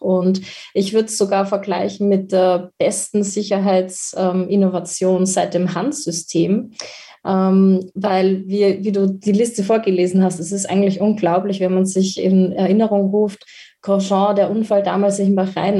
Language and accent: German; Austria; bei uns in Österreich